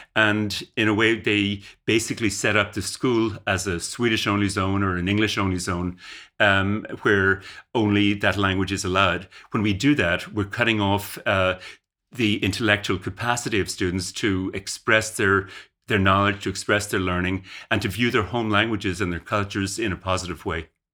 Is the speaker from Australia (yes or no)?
no; Ireland; moved away as an adult; now in Canada; I grew up in Ireland uh, and went to university in Ireland, and then went to Canada to do graduate work uh, and uh, stayed in Canada basically.